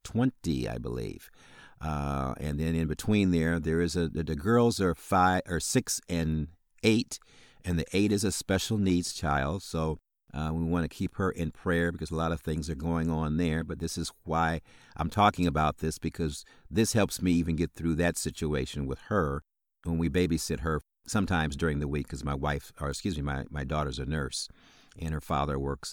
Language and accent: English; Illinois, United States; So once again … I'm from Illinois, as I indicated, right outside of Chicago.